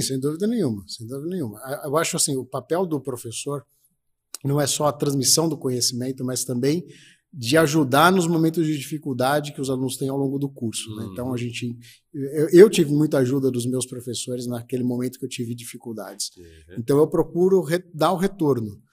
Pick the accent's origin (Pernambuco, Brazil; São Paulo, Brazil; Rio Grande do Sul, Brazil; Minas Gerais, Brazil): São Paulo, Brazil; Ribeirão Preto; moved away as an adult; now in Campinas, Brazil; eu sou de Ribeirão Preto, né, do interior de São Paulo. É, vim, vim de Ribeirão Preto em 2002 aqui para Campinas